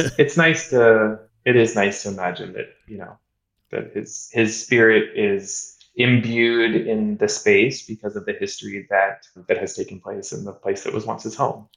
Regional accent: Kansas City, United States; moved away as an adult; also born or lived in Boston / New York; I, grew up in Kansas City. I grew up in the Midwest, eating barbecue, steak, and fast food

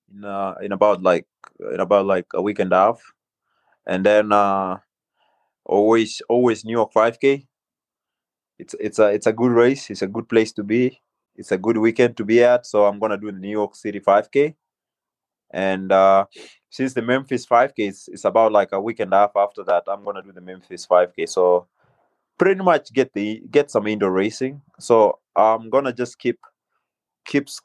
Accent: Kenya; also born or lived in North Carolina; now in United States; growing up in Kenya

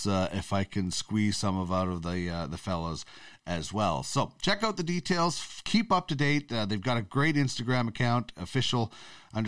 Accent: Brandon, Manitoba, Canada; I grew up in Brandon, Manitoba, so I would love for my home province

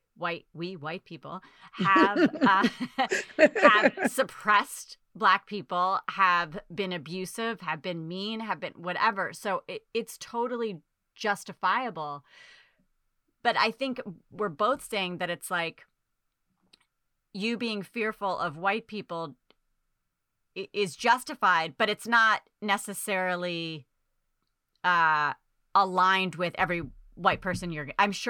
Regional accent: Dorchester, Massachusetts, United States; I was from Dorchester. Yeah.

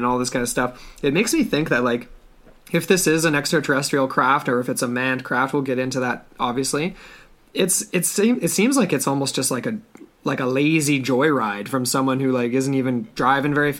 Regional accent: Canada; as a Canadian

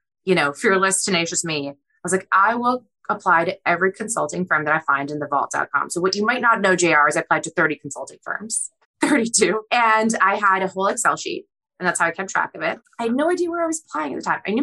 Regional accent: Boston, Massachusetts, United States; born or raised there; English is a second language; also born or lived in Kyiv, Ukraine

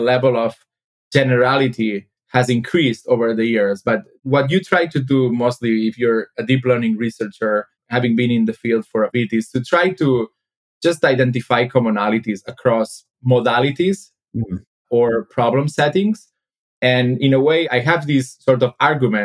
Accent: Spain; moved away as an adult; also born or lived in Berkeley, California; now in London, United Kingdom; I'm originally from Spain, so I moved to London in 2016, where I joined DeepMind

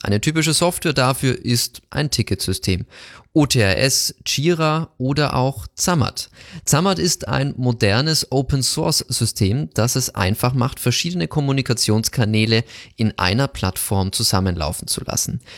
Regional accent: Bavaria, Germany; kommen wir beide aus Bayern

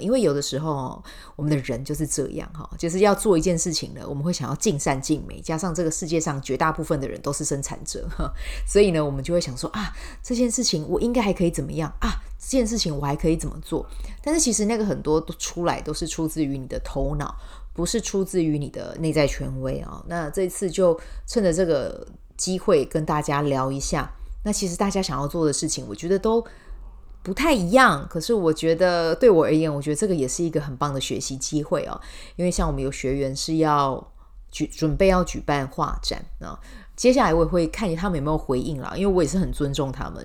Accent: Taiwan; 我们台湾人

